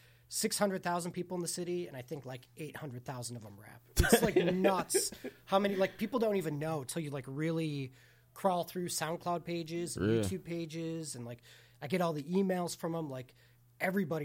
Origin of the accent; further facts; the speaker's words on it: Milwaukee, Wisconsin, United States; I grew up in Milwaukee